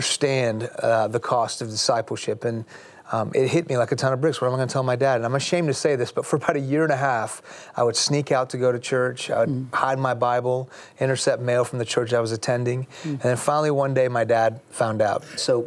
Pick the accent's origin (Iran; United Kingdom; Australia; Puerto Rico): Iran; now in United States; I'm a Muslim because I'm from Iran